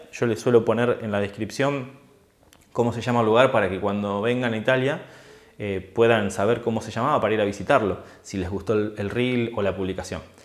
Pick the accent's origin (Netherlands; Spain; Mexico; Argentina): Argentina; moved away as an adult; now in Italy; cuando logré irme de Argentina y estuve un tiempo fuera de mi país